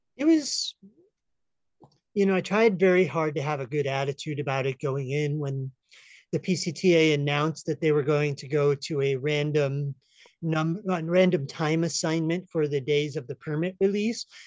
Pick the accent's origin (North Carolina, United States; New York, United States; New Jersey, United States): New York, United States; upstate; now in Humboldt County, California, United States; originally from upstate New York